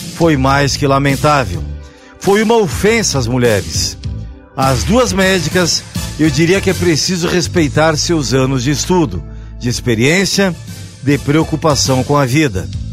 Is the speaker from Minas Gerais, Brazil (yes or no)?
no; Carlos Barbosa, Rio Grande do Sul, Brazil; de onde eu venho, cidade de Carlos Barbosa, na Serra Gaúcha